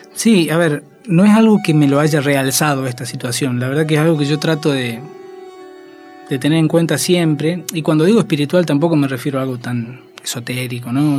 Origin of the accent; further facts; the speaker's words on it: Tilcara, Jujuy, Argentina; moved away as an adult; now in Buenos Aires, Argentina; carnaval de Tilcara, que es donde yo siempre estuve desde que nací